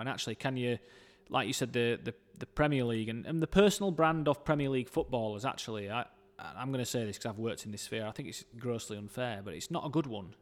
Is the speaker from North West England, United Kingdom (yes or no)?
no; Dewsbury, Yorkshire and the Humber, United Kingdom; I grew up in Dewsbury